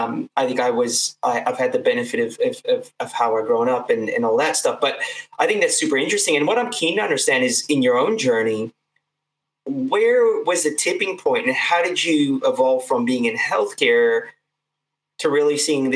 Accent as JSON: {"language": "English", "country": "India", "said": "It's interesting. I think particularly with, being Indian, and I'm Indian obviously as well. I think, you know, if you look at India as a country, so populated, so much education."}